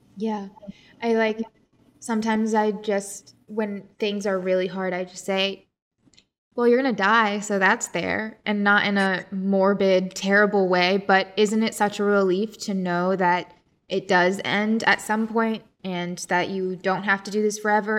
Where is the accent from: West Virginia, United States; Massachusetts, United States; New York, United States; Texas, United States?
West Virginia, United States; I was born in West Virginia.